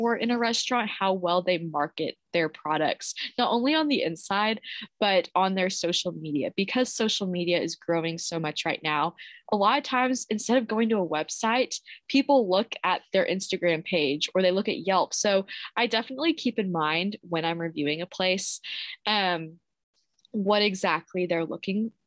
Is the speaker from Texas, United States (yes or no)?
yes; Bedford, Texas, United States; I just say I'm from Dallas, but I'm from Bedford, Texas